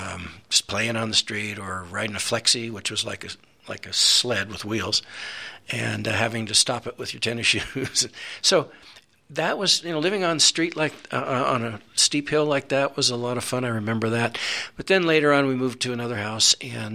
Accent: San Francisco, California, United States; moved away as an adult; now in Colorado, United States; I was born and raised in San Francisco, the one in California. And back in the 40s when I was born, San Francisco was a pretty easy place to live, very comfortable.

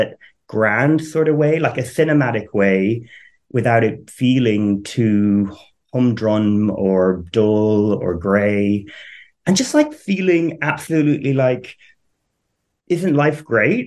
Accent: Ireland; now in United Kingdom; So I am Irish, but live in the UK. I grew up on a farm

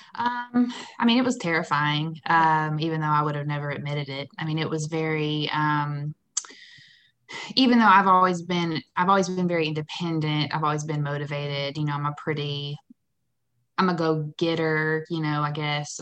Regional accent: Warner Robins, Georgia, United States; moved away as an adult; also born or lived in Nashville, Tennessee; now in Atlanta, United States; I'm from Warner Robins, Macon area

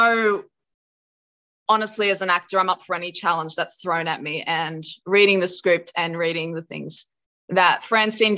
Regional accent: Blue Mountains, New South Wales, Australia; now in Sydney, Australia; when I moved from my hometown in the Blue Mountains to Sydney

